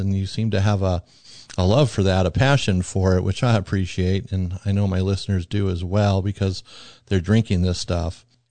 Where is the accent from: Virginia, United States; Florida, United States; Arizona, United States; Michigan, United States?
Arizona, United States; I'm from Arizona where water's, you know, a tremendous problem.